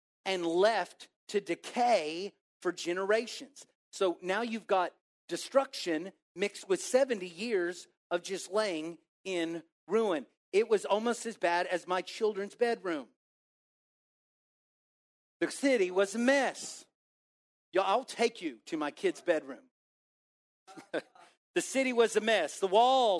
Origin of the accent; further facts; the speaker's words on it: Waco, Texas, United States; now in Plano, United States; I'm from Waco